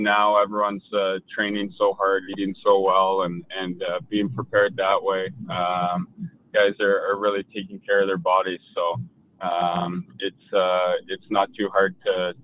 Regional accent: Toronto, Ontario, Canada; moved away; as an Ontario kid and growing up in Toronto

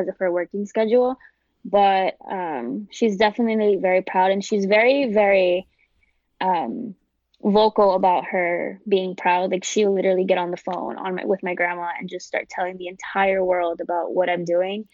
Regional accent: New York City, New York, United States; I grew up, born and raised in the South Bronx

